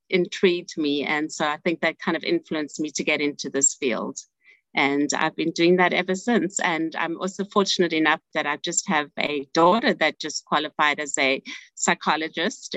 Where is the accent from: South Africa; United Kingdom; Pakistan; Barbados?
South Africa; moved away as an adult; now in United States; I'm from South Africa. And so initially, I was um, a social worker in South Africa. And then when I came to United States about 30 years ago